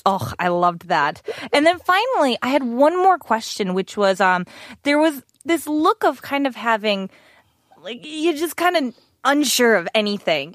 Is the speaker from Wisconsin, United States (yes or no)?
yes; Wisconsin, United States; moved away; I am from the country and we have lots of cows